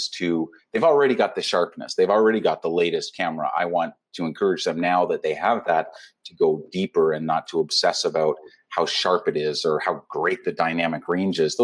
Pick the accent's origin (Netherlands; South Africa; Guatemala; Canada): Canada; I'm a Canadian travel and humanitarian photographer